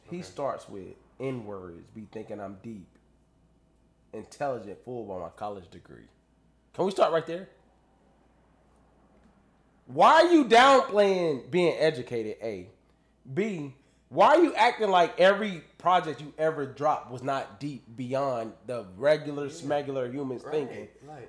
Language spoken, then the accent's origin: English; North Carolina, United States; I'm from North Carolina.